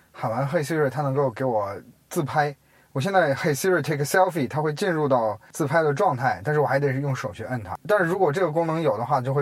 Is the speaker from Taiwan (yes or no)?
no; China; 它可能对于我们中国人的声音来说都没什么。